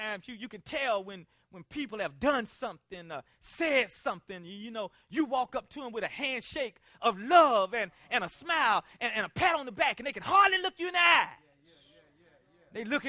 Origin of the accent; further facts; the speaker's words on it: South Carolina, United States; Now, I'm from South Carolina, and over the years, my speech has changed a lot.